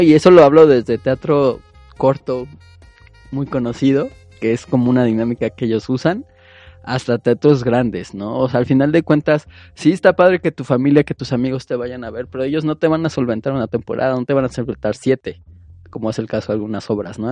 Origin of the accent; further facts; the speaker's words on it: Mexico; como mexicanos, es a lo que estamos acostumbrados